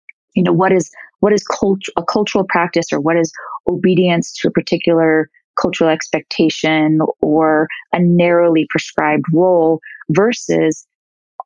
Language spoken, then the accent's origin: English; New York City, New York, United States; growing up in New York